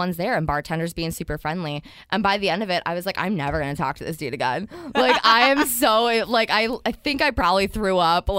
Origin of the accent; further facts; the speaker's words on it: Midwest, United States; moved away as an adult; also born or lived in Ohio; now in San Diego, United States; because I'm from the Midwest